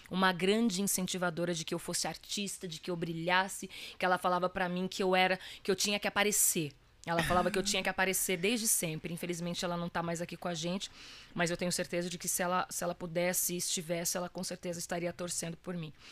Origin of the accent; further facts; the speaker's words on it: Minas Gerais, Brazil; minha família é de Minas Gerais, né? Minha mãe, eu nasci lá, eu sou mineira, né? Com muito orgulho.